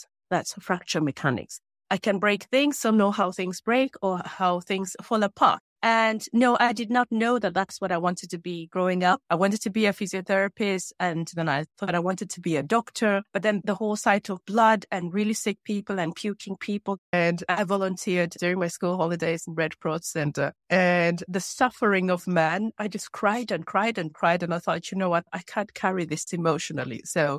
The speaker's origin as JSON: {"language": "English", "country": "Uganda", "tie": "born or raised there", "also_born_or_lived": "Norway", "said": "I grew up in Uganda and in Norway."}